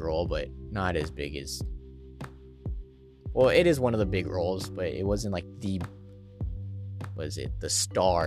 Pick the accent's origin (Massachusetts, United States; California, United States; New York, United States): California, United States; Stockton; moved away as an adult; now in Maryland, United States; At St. Joseph's Hospital in Stockton, California. my hometown